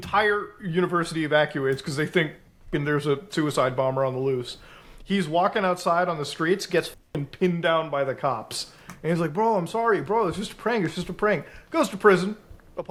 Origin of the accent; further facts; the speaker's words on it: Canada; as a Canadian